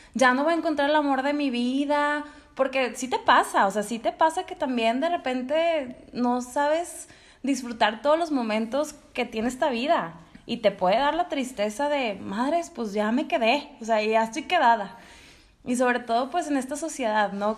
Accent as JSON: {"language": "Spanish", "town": "Monterrey", "region": "Nuevo León", "country": "Mexico", "tie": "born or raised there", "also_born_or_lived": "Spain", "said": "soy regia, ya adoptada también, nací en España, pero ya llevo toda mi vida aquí en Monterrey"}